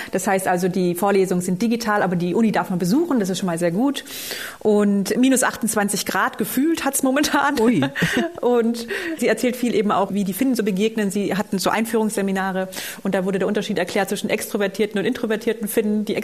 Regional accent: Baden-Württemberg, Germany; ja, wir sind, ich bin aus Oberschwaben, also das ist nicht Allgäu.

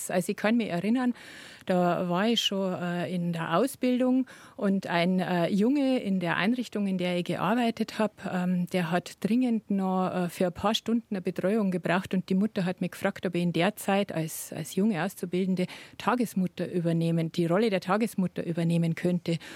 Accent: Bavaria, Germany; now in Upper Palatinate, Germany; aufgewachsen bin ich in Niederbayern

